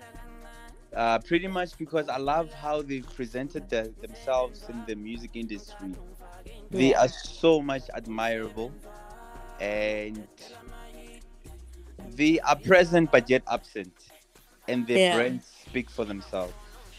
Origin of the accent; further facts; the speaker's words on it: Tembisa, Gauteng, South Africa; growing up in Tembisa